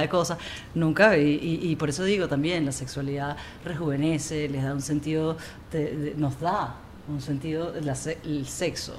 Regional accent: Amazonas, Venezuela; now in United States; yo crecí en el Amazonas

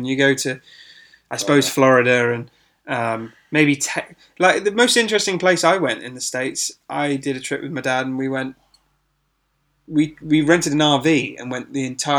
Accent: England, United Kingdom; we're from England, and in England, everything's super cramped

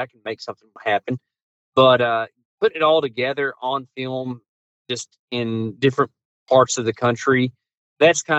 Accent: Lake Fork, Northeast Texas, United States; also born or lived in south of Houston, Texas; I'm from Northeast Texas, actually. That's where I was born and raised, on the shores of Lake Fork.

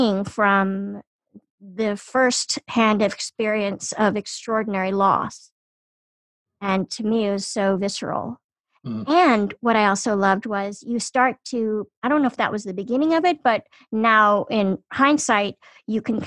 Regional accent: Washington, District of Columbia, United States; when I was growing up in Washington, D.C., there was a woman in my neighborhood

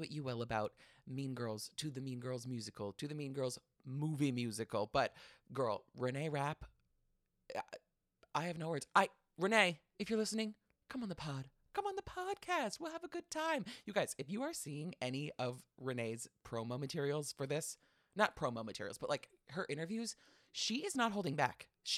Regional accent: Minnesota, United States; I'm being a Minnesota girly

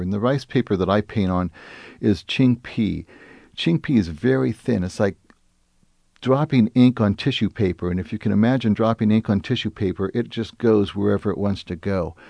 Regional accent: United States; as an American

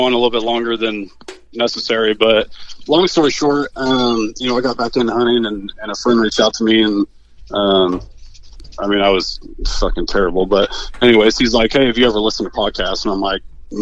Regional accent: Mattoon, Illinois, United States; grew up here, born and raised in Mattoon

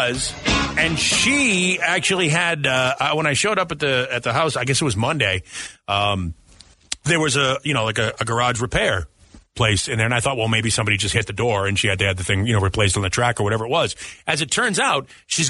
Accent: New England, United States; growing up in New England

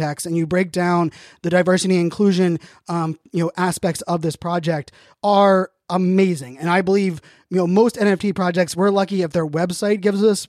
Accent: Pittsburgh, Pennsylvania, United States; I grew up in Pittsburgh.

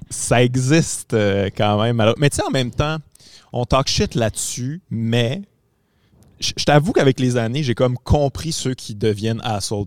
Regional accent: Quebec City, Quebec, Canada; Je viens de Québec.

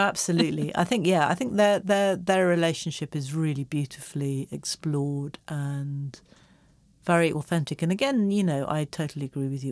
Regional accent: England, United Kingdom; I'm English

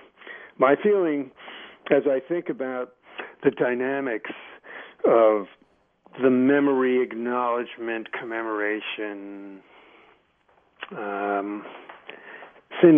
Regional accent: United States; as an American citizen, one who feels a great love of nation

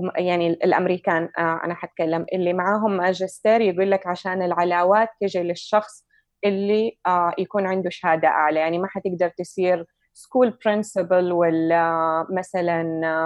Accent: Saudi Arabia; now in United States; عندنا في السعوديه

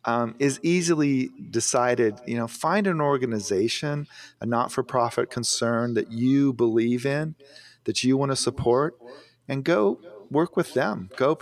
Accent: Phoenix, Arizona, United States; I grew up in Phoenix, but I never knew him when I lived there, but I have visited him on expeditions back to see my family.

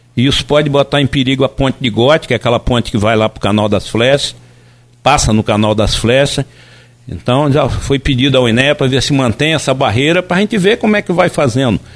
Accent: Timbaúba, Pernambuco, Brazil; uma usina em Timbaúba, onde eu nasci, no interior de Pernambuco

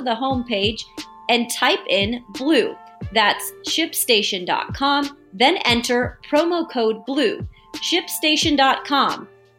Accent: Pacific Northwest, United States; And I'm from the Great Northwest too.

